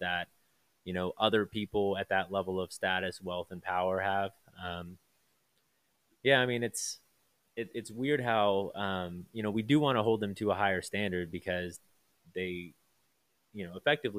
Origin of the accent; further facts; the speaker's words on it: United States; we have as the American people